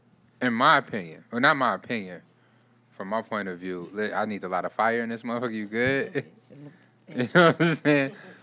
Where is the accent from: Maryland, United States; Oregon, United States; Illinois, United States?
Illinois, United States; Chicago; I am from Chicago.